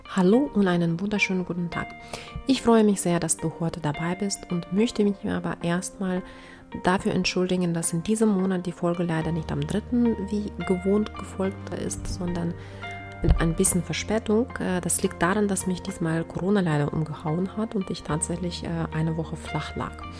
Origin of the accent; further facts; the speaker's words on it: Ukraine; moved away; in den neunziger Jahren herrschte bei uns in der Ukraine damals noch, äh, Warenmangel